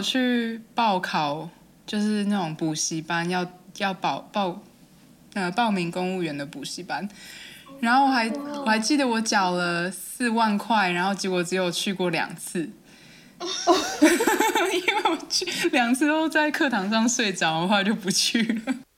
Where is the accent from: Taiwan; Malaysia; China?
Taiwan; Hualien County; moved away; 因为我是花莲人，然后我就说，哦，饭店附近，那应该是那个美伦饭店附近，就是我们，反正我们家不远的地方